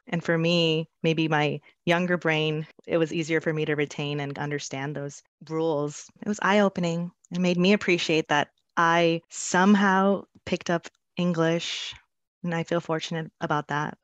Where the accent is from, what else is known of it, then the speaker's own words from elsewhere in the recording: Los Angeles, California, United States; the only one to be born in America, specifically Lincoln Heights, one of the oldest neighborhoods in Los Angeles, California